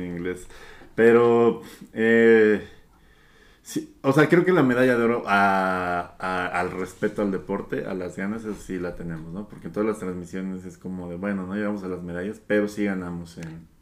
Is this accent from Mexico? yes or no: yes; Mexico